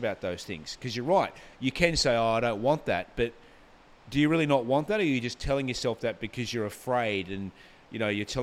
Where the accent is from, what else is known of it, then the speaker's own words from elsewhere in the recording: Gold Coast, Queensland, Australia; also born or lived in Brisbane; I grew up on the Gold Coast. I went to primary school here.